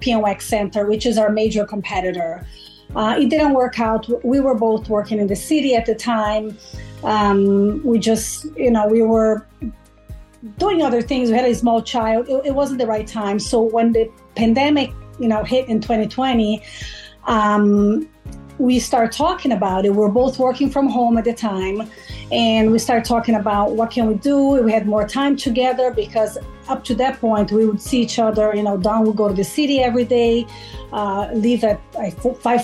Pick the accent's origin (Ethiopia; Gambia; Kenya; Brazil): Brazil; English is a second language; moved away as an adult; now in Long Island, United States; I'm originally from Brazil. Have been in the U.S. for 24 years. Came here to study, ended up staying